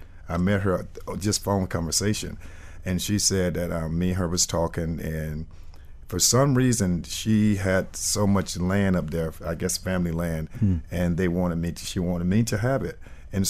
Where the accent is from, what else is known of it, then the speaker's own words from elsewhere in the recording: Miami, Florida, United States; I grew up in Miami for a while, for a long while, and went to school here. And then I went away to Carolina